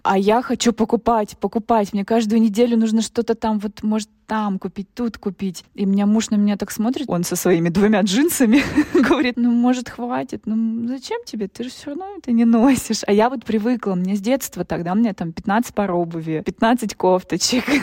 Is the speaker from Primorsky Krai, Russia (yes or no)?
yes; Bolshoy Kamen, Primorsky Krai, Russia; moved away; мы сами жили в городе, то есть это название город, большой камень